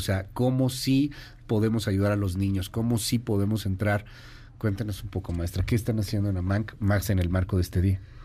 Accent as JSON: {"language": "Spanish", "country": "Mexico", "said": "Como mexicanos"}